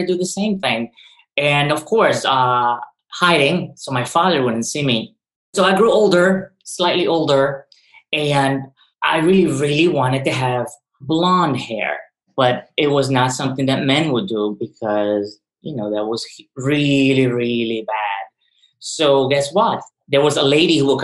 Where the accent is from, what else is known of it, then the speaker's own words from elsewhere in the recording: Ecuador; now in New York, United States; I was born in Ecuador in the early 80s